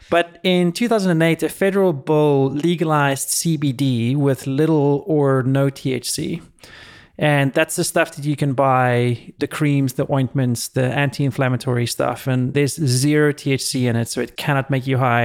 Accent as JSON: {"language": "English", "country": "South Africa", "tie": "born or raised there", "moved": "yes", "lives_now": "California, United States", "said": "when I was growing up in South Africa"}